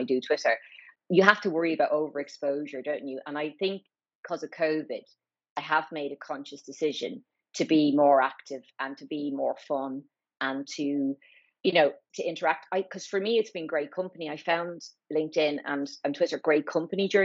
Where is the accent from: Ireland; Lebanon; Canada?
Ireland; moved away as an adult; also born or lived in Newcastle upon Tyne; now in London, United Kingdom; I'm Irish, obviously.